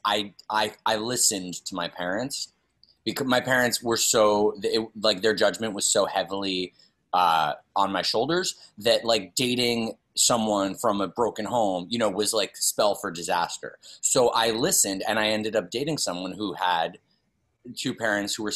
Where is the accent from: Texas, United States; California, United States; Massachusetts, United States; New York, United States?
New York, United States; New York City; I grew up on the Upper East Side